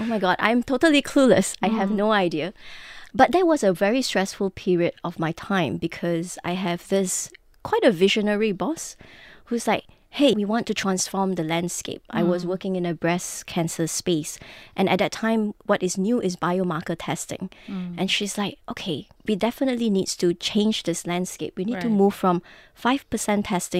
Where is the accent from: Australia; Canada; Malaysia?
Malaysia; Penang; So I am Malaysian Chinese. I grew up in Penang, in a little town in the Heartlands.